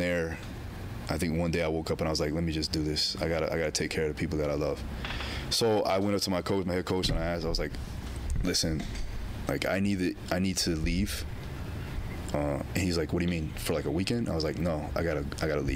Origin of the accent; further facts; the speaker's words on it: South Florida, United States; moved away as an adult; also born or lived in Alabama; When I left Florida and went to Alabama, a culture shock occurred because, like, I'm coming from South Florida where it's very diverse